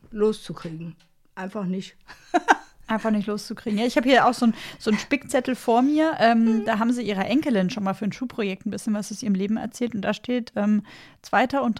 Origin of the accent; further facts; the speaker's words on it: Augsburg, Bavaria, Germany; Ich komme ursprünglich aus Augsburg.